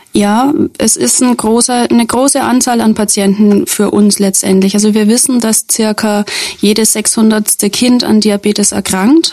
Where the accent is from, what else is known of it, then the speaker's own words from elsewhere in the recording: Schweinfurt, Bavaria, Germany; also born or lived in Werneck / Würzburg / Coburg; Ich komme ursprünglich hier aus der Region, also das heißt, ich bin in Werne geboren, ich bin in Schweinfurt in die Schule gegangen